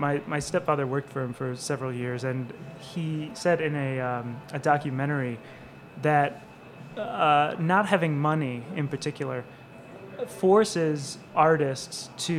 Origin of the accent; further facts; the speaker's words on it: Michigan, United States; now in New York City, United States; So I'm originally from Michigan.